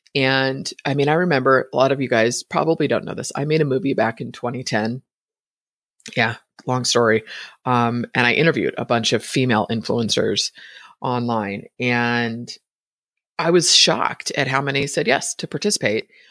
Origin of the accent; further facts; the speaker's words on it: Bay Area, Northern California, United States; I was born and raised in the Bay Area in Northern California